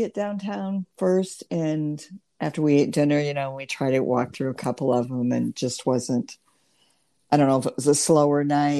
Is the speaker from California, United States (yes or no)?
no; Lincoln, Nebraska, United States; born there; So I went to the University of Nebraska. I was born in Lincoln.